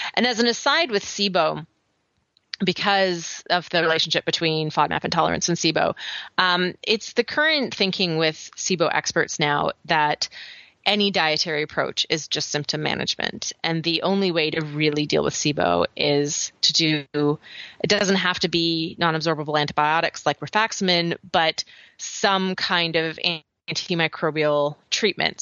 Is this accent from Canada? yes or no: yes; Canada; accent: Canadian; moved away as an adult; now in United States; my Canadian accent